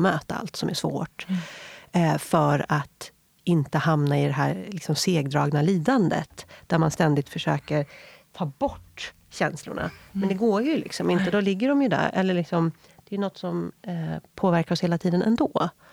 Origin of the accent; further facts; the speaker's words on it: Viksjö, Stockholm County, Sweden; also born or lived in San Francisco; Jag är uppväxt i eh, Viksjö, ett eh, litet samhälle utanför Jakobsberg i Järfälla kommun